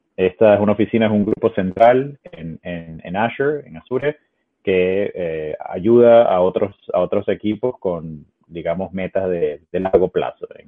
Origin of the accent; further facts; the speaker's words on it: Caracas, Capital District, Venezuela; also born or lived in Ecuador; now in Seattle, United States; soy originalmente de Caracas, de Venezuela, viví en, Ecuador por varios años ah, y ahora vivo en Estados Unidos